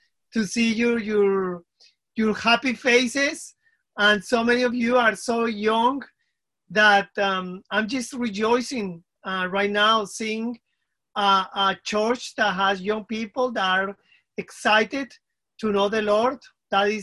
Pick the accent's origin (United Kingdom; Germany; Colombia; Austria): Colombia; first language Spanish; English is a second language; moved away; originally I'm from Colombia, South America